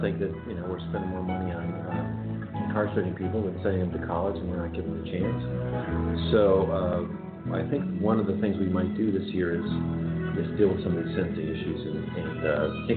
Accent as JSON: {"language": "English", "region": "California", "country": "United States", "said": "I'm from California"}